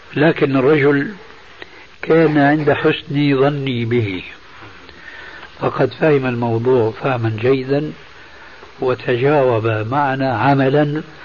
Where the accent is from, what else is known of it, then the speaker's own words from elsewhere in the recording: Syria; عندنا في سوريا